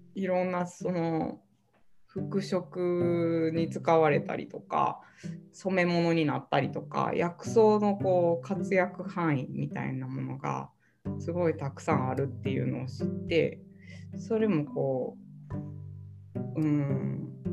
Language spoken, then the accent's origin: Japanese; Nara, Japan; also born or lived in Osaka; now in Yoshino, Japan; 出身奈良市